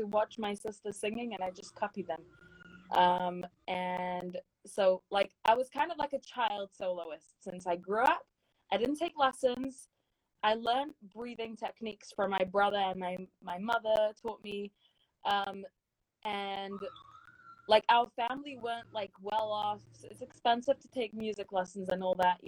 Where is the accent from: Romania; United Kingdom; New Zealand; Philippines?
United Kingdom; London; moved away as an adult; also born or lived in Stamford Hill, London / Edgware, London; now in United States; I grew up in London. I actually was born like in Stamford Hill, London, but I moved to Edgware when I was 7 years old.